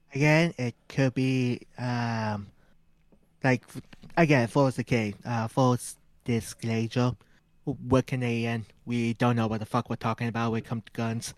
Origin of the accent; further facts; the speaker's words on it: Canada; we're two whips from Canada